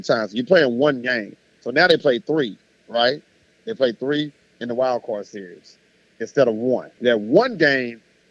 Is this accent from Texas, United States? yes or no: yes; Houston, Texas, United States; this is my hometown